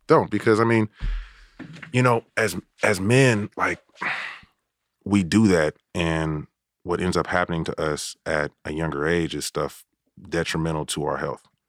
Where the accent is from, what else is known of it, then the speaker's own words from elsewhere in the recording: Oakland, California, United States; I grew up in Oakland, and I went to high school in San Francisco